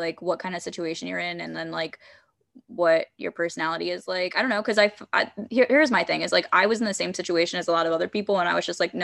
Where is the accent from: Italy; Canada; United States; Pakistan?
United States; Baltimore, Maryland; Growing up in Baltimore